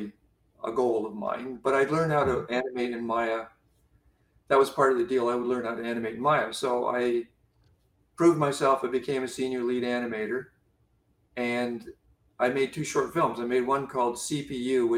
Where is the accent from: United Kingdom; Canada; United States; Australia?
Canada; I'm Canadian